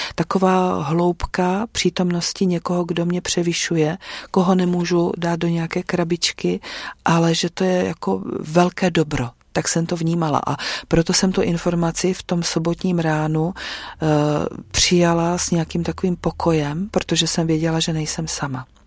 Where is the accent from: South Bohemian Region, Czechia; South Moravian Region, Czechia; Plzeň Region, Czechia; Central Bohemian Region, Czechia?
South Moravian Region, Czechia; Dambořice; moved away as an adult; now in Neslovice, Czech Republic; narodila jsem se v Dambořicích, možná někdo tu obec bude znát, protože eh, se tam dlouhodobě těžila ropa zemní plyn, který tam byl objevený nějak na přelomu 80. a 90. let, tak tam jsem vyrůstala.